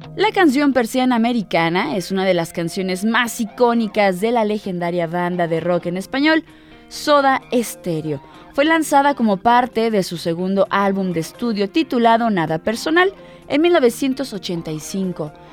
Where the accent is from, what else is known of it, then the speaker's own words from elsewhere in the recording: Mexico; como mexicanos disfrutamos de nuestras raíces